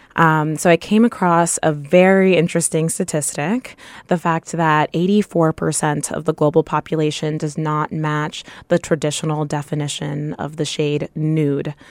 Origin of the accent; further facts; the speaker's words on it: Topeka, Kansas, United States; moved away; I grew up in Topeka, Kansas, where there weren't a lot of people